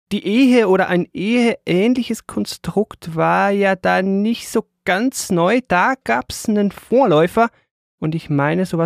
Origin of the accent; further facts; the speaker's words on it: Switzerland; für mich als Schweizer vielleicht ein bisschen weniger als für andere